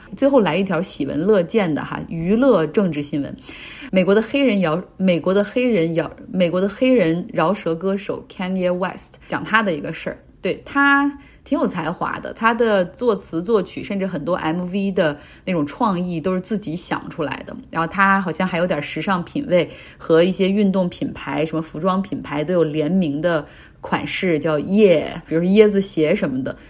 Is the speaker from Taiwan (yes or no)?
no; Northeast China, China; now in United Kingdom; 像我们老家东北那边也挺冷的了